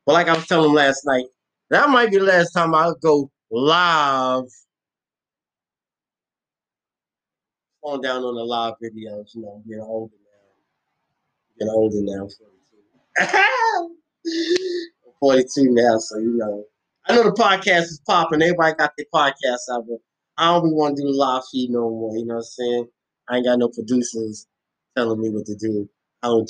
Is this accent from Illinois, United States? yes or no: no; New York City, New York, United States; moved away; When I grew up in Bed-Stuy